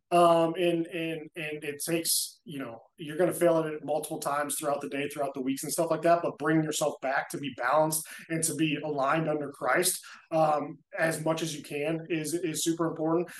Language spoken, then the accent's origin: English; Indianapolis, Indiana, United States; I'm from Indianapolis, Indiana